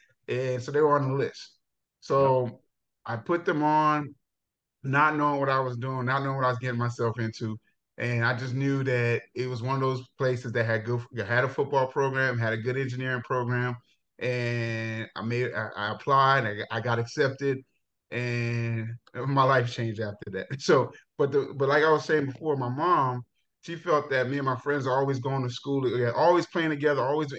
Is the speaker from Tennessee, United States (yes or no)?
no; New York City, New York, United States; moved away as an adult; also born or lived in Jamaica; now in Texas, United States; I'm originally from Jamaica, right? So I came to the United States when I was 7 years old. And I grew up in Brooklyn from that time on.